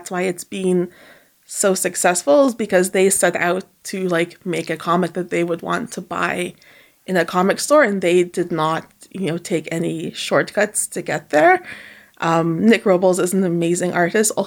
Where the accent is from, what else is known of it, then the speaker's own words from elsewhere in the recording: Toronto, Ontario, Canada; also born or lived in Montreal, Canada; I was born in Montreal, but like I moved here when I was like 6. Unfortunately, I didn't speak any French, but I've been living in Toronto for forever.